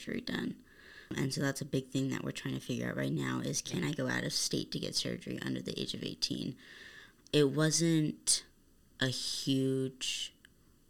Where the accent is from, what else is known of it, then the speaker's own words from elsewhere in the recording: Arizona, United States; I was born here in Arizona